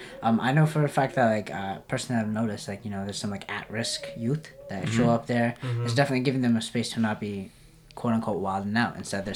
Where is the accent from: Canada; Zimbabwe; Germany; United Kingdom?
Canada; Toronto, Ontario; now in Hamilton, Canada; I was born and raised in Toronto